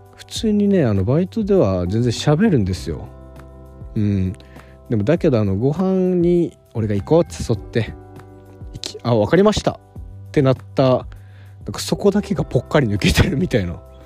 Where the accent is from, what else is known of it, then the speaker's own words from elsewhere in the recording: Okinawa, Japan; now in Tokyo, Japan; 沖縄出身の